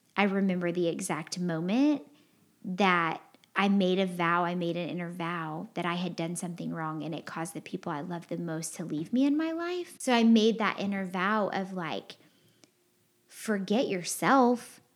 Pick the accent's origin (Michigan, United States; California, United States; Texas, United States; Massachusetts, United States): Texas, United States; I'm from Texas